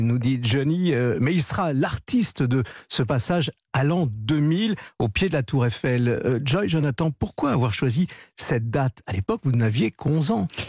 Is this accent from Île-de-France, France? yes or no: yes; Paris, Île-de-France, France; je suis né à Paris et que j'ai toujours vécu à Paris